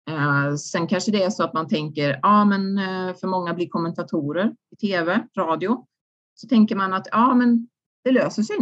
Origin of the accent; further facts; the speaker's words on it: Sweden; man har ju ändå växt upp i det här systemet. Som svensk idrottare så har man ju fått väldigt mycket av idrotten